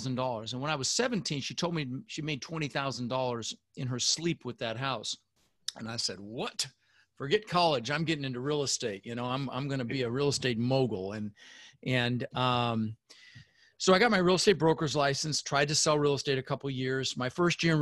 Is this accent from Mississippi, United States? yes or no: no; Denver, Colorado, United States; also born or lived in Netherlands; I immigrated to this country when I was 6 years old with my mother, Zvancha, my brother Albert, and we ended up in Denver, Colorado.